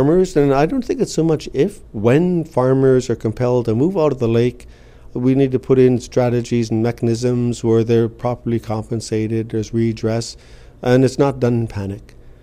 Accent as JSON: {"language": "English", "town": "Seabird Island", "region": "British Columbia", "country": "Canada", "said": "I'm from Seabird Island."}